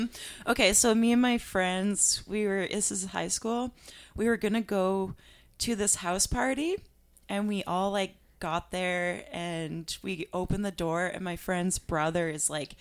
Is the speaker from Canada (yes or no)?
yes; Alberta, Canada; Okay, we're all from Alberta.